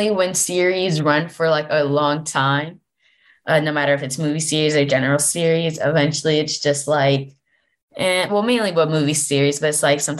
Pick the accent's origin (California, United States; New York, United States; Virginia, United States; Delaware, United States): Delaware, United States